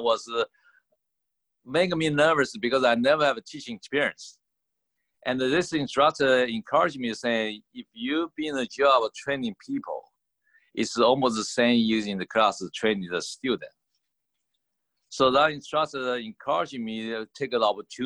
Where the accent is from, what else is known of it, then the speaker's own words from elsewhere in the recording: Taiwan; also born or lived in Boston, United States; now in United States; My personal origin is from the Taiwan. And come to the United States was probably 1982.